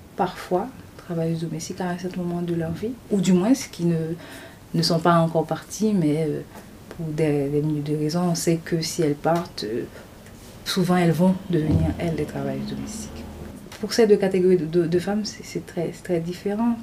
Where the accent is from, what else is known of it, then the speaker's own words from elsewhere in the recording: Haiti; also born or lived in Port-au-Prince, Haiti; Je suis haïtienne. Euh, j'ai, fait, grandi en Haïti. Euh, après mes études primaires et secondaires, je suis allée euh, à la capitale, à Port-au-Prince, pour mes études universitaires.